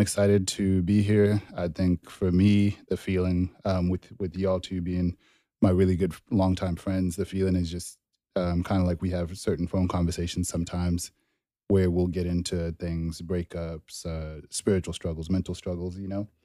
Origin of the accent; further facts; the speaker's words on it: Dallas, Texas, United States; also born or lived in Zimbabwe / Denton, Texas; grew up mainly in Dallas.